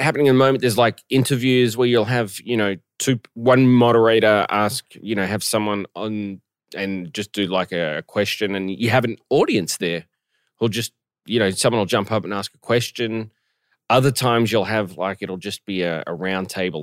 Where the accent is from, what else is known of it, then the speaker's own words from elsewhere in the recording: Melbourne, Victoria, Australia; moved away; my hometown of Melbourne